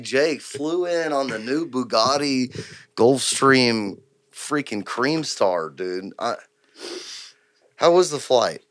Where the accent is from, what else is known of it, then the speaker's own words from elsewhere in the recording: Houston, Texas, United States; I'm from Houston